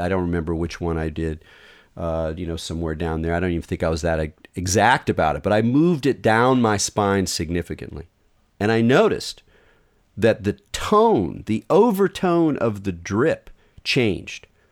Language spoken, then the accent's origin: English; Southern California, United States; I grew up in Southern California